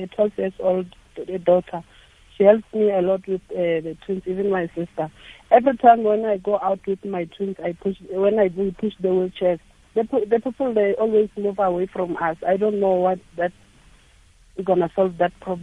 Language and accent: English; Bolobedu, Limpopo, South Africa; born or raised there; now in Gauteng, South Africa